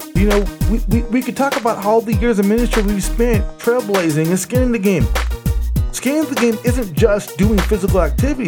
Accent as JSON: {"language": "English", "region": "California", "country": "United States", "moved": "as an adult", "lives_now": "Las Vegas, United States", "said": "I was from California"}